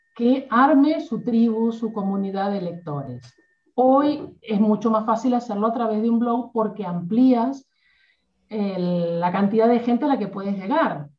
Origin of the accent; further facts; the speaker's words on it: Argentina; yo soy argentina